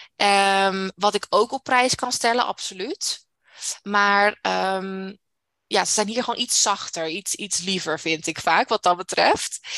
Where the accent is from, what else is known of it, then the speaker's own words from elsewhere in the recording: Netherlands; moved away as an adult; now in Canada; Ik ben nooit uit Nederland weggegaan